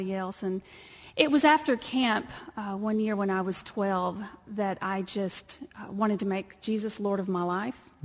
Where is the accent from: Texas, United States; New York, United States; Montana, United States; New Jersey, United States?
Texas, United States; accent: twang; moved away; you can tell by the twang that I'm from Texas. I was raised on a dirt ranch